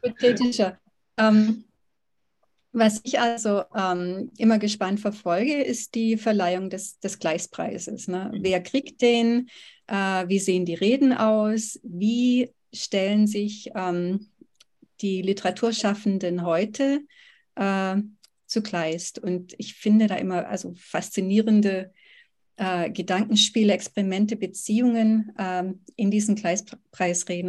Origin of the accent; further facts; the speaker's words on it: Oberkochen, Baden-Württemberg, Germany; moved away as an adult; also born or lived in Tübingen / California; now in Georgetown, United States; in der Schule hier am Gymnasium in Oberkochen, wo ich aufgewachsen bin